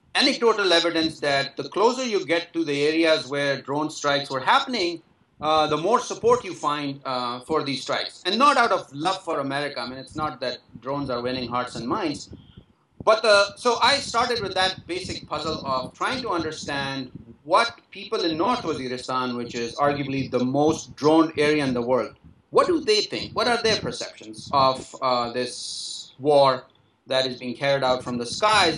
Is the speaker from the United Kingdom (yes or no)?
no; Pakistan; when I was growing up in Zias, Pakistan